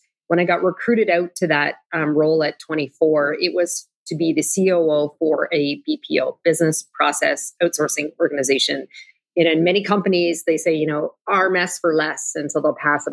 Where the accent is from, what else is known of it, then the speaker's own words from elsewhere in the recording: Canada; moved away as an adult; now in United States; as a Canadian originally